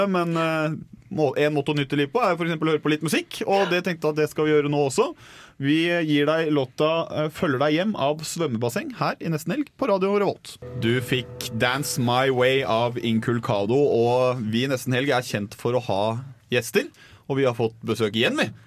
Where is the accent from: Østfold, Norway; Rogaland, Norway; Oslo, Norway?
Oslo, Norway; Jeg er fra Oslo.